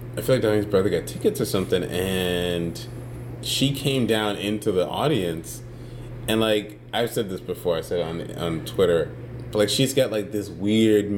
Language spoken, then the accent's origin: English; New York City, New York, United States; now in Chicago, United States; I grew up in the Bronx, New York